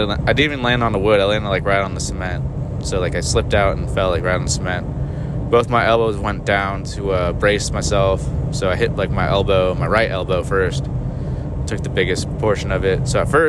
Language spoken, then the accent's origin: English; San Francisco area, California, United States; moved away; I used to skateboard in the West Coast, like in the San Francisco area